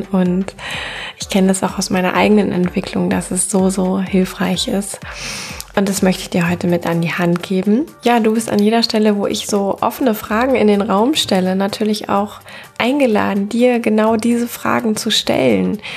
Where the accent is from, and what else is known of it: Cologne, North Rhine-Westphalia, Germany